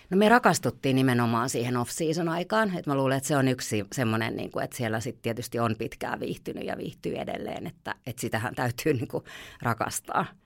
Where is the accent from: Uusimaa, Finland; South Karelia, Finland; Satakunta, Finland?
Uusimaa, Finland; Helsinki; moved away as an adult; now in Hanko, Finland; mehän ollaan Helsingistä kotoisia